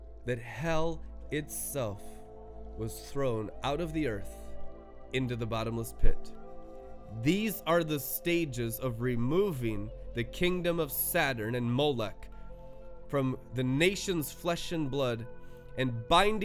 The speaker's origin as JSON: {"language": "English", "region": "Colorado", "country": "United States", "tie": "born or raised there", "said": "where I was going to my senior year in Colorado, Littleton, Colorado"}